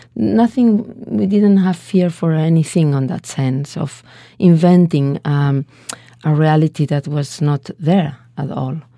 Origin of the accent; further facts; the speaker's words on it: Valencia, Valencian Community, Spain; English is a second language; I was born in Valencia. It's a little bit uh, middle south in Spain on the coast